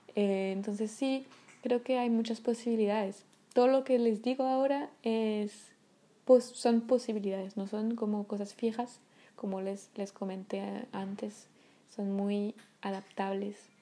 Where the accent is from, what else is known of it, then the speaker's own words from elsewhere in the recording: Paris, Île-de-France, France; first language French; Spanish is a second language; moved away; soy de París, eh, nací y crecí en París